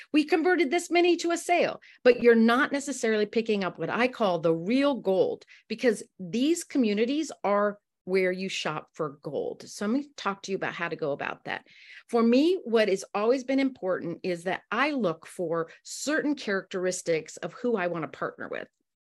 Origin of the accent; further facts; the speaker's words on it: Amsterdam, North Holland, Netherlands; And I'm so thrilled to be with you guys, even if I'm from Amsterdam.